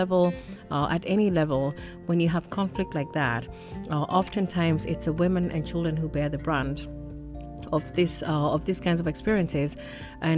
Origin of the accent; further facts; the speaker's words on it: Kenya; I'm from Kenya.